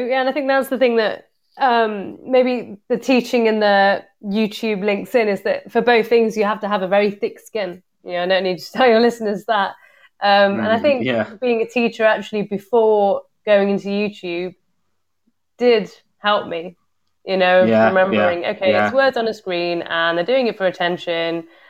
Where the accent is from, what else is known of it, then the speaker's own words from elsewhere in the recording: Liverpool, North West England, United Kingdom; born there; also born or lived in Coventry; But I was born in Liverpool. So you're not that you'd know from the accent or the videos, but... so I was born in Liverpool.